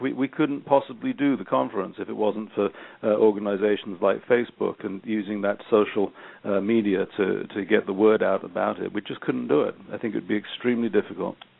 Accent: England, United Kingdom; I'm English

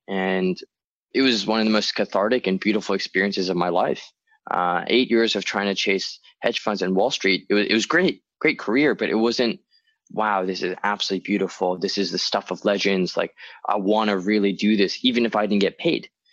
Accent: Hong Kong; moved away; also born or lived in New York / Chicago; I was born and raised in Hong Kong.

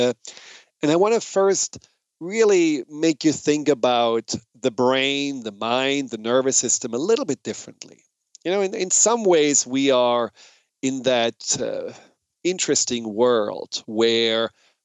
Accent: Germany; accent: German; moved away; my hypnotic German accent

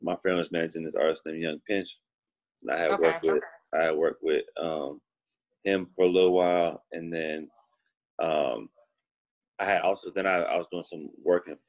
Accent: Oakland, California, United States; now in Los Angeles, United States; Growing up in Oakland

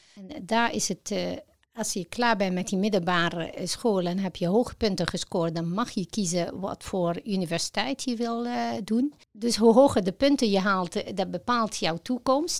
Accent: Egypt; Dutch is a second language; moved away as an adult; now in Netherlands; ik ben in Egypte geboren en ehm, sinds het jaar 2000 in Nederland gekomen

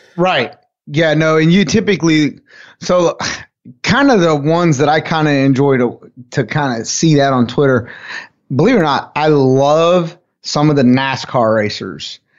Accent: United States; I'm from Carolina

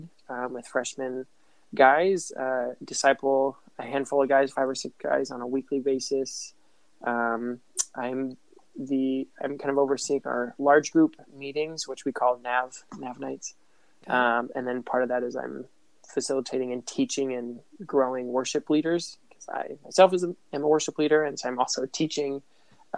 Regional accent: Phoenix, Arizona, United States; moved away as an adult; now in Tucson, United States; I'm originally from Phoenix

